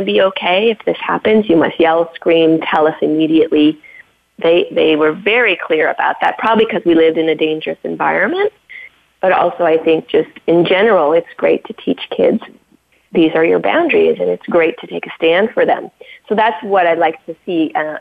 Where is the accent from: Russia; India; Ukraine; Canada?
Canada; I was brought up on First Nation reservations in Canada.